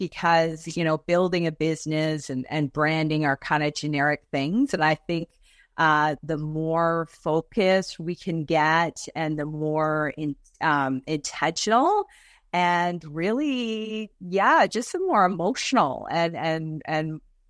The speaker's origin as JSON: {"language": "English", "town": "Toronto", "region": "Ontario", "country": "Canada", "tie": "born or raised there", "moved": "as an adult", "said": "But yeah, no, I grew up in Toronto. And I followed my husband over there, 22 years ago."}